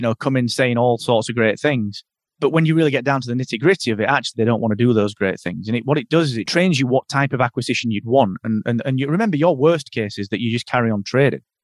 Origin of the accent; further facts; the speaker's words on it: the north of England, United Kingdom; I'm I'm from Northern England